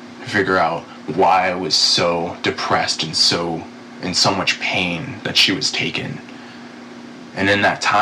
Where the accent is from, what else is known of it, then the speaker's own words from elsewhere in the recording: Northern California, United States; I grew up in Northern California